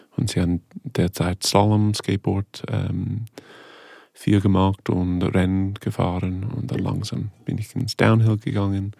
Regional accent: Ontario, Canada; German is a second language; moved away; also born or lived in Toronto; Ich bin von einem kleinen Dorf aufgewachsen in Kanada, Ontario

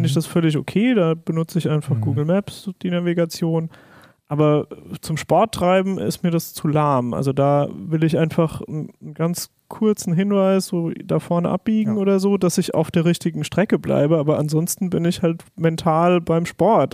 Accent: Palatinate Forest, Rhineland-Palatinate, Germany; ich komme zum Beispiel aus dem Pfälzerwald

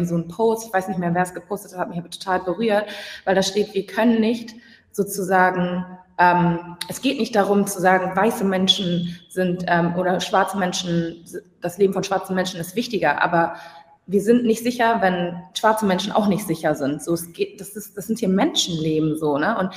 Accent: Hamburg, Germany; moved away; Ich, ich bin ursprünglich aus Hamburg, bin momentan nicht in Hamburg

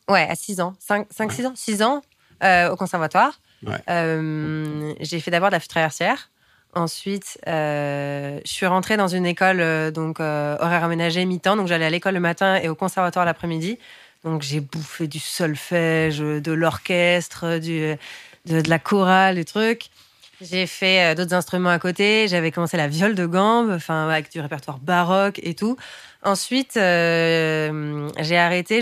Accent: Paris, Île-de-France, France; je suis née à Paris

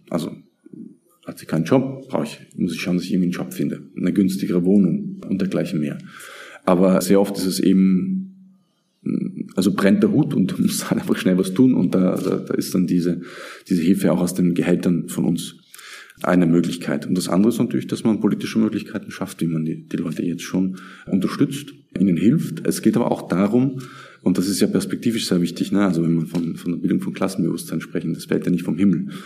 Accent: south of Graz, Styria, Austria; also born or lived in Vienna / Turkey; now in Graz, Austria; ich bin schon in, in Graz geboren und im Süden von Graz in einer kleinen Stadt, kleinem Dorf aufgewachsen

